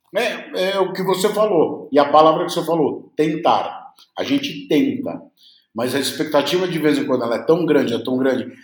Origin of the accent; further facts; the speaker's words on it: Uruguay; Eu sou uruguaio.